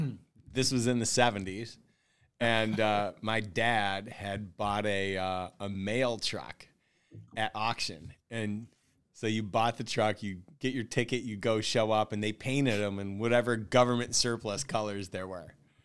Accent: Syracuse, New York, United States; Yeah, so I grew up in Syracuse, New York. Mom and dad and a brother, typical, you know, middle American family.

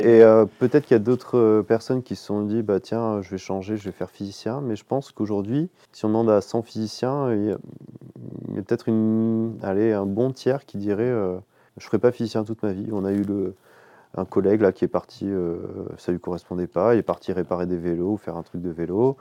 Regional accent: Menton, Provence-Alpes-Côte d'Azur, France; moved away as an adult; also born or lived in Marseille / Lyon / Nice; now in Champagne, France; j'ai grandi dans le sud-est, j'ai grandi à Menton.

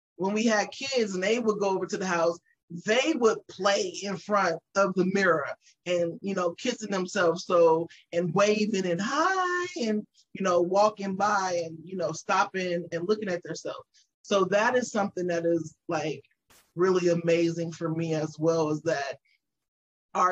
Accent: Las Vegas, Nevada, United States; moved away as an adult; now in Texas, United States; we are natives born and raised in Vegas

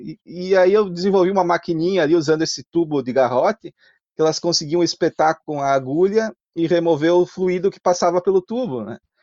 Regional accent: Carlos Barbosa, Rio Grande do Sul, Brazil; accent: Italian (Serra Gaúcha); moved away as an adult; also born or lived in Garibaldi; eu nasci em Garibaldi, mas Sim. morei toda a minha vida ali na Serra.

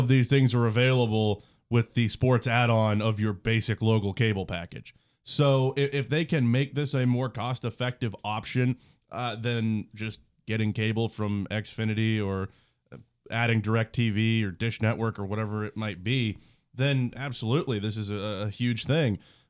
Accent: Morgantown, West Virginia, United States; growing up in Morgantown

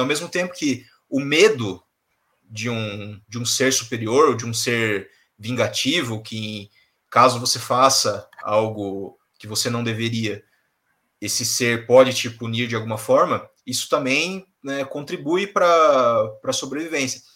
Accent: São Paulo, Brazil; eu nasci aqui, eu, eu, nasci no Brasil, em São Paulo

